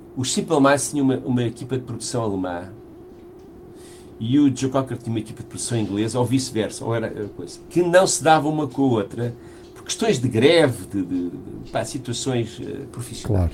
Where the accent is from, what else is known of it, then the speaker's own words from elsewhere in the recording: Portugal; nós estamos em Portugal, somos portugueses